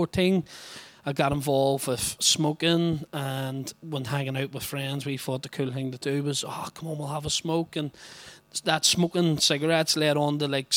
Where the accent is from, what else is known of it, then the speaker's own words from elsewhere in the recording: Belfast, Northern Ireland, United Kingdom; I come from a place that some people might know called the Shankill Road in Belfast